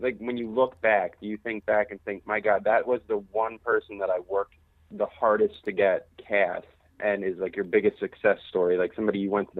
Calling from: Quincy, United States; Hey, guys … from Quincy.

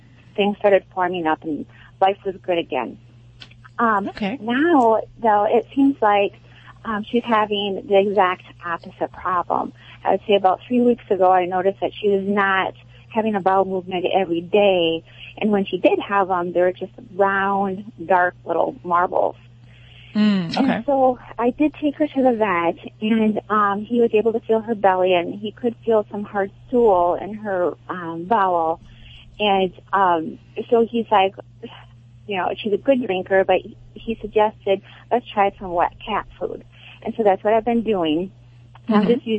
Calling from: Wisconsin, United States; I'm calling from Wisconsin.

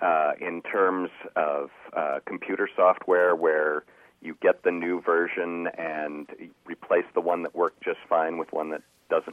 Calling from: Aurora, Illinois, United States; I'm calling from Aurora, Illinois.

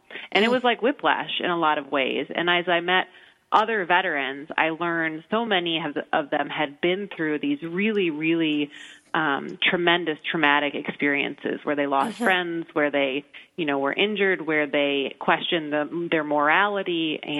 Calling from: Chicago, Illinois, United States; So I'm actually calling from Chicago, where I think it's like negative 25 degrees with the wind chill today.

